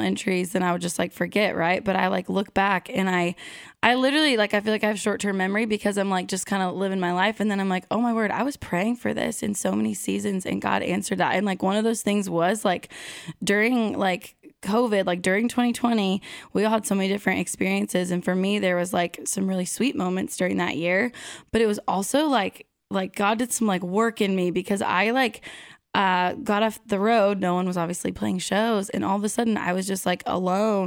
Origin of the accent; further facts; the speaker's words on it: Pacific Northwest, United States; moved away as an adult; now in Nashville, United States; I grew up in the Pacific Northwest, so did not grow up seeing fireflies every summer, and moved to Nashville 5 years ago